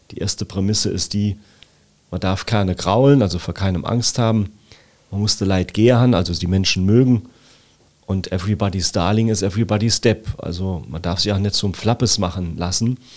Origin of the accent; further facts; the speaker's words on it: Siersburg, Saarland, Germany; 28 Jahre im Gemeinderat meiner Heimatgemeinde Rehlingen-Siersburg und 27 Jahre immer stolz und gern Ortsvorsteher meines Heimatortes in Siersburg.